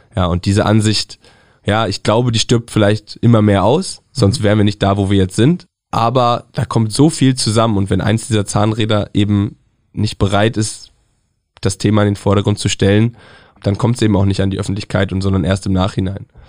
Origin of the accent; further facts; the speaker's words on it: Northern Germany, Germany; Ich komme aus dem Norden.